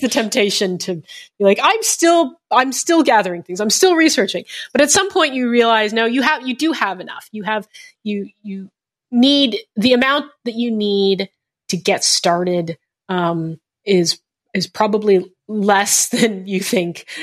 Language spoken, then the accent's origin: English; Canada; I'm Canadian, uh, and Asian Canadian to boot.